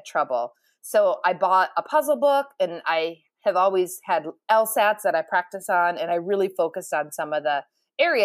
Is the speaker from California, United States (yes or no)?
no; Ohio, United States; I'm from Ohio.